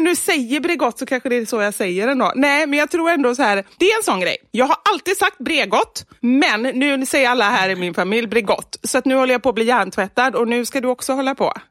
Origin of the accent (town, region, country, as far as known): Gothenburg, Västra Götaland, Sweden; accent: Gothenburg expressions; moved away as an adult; now in Stockholm, Sweden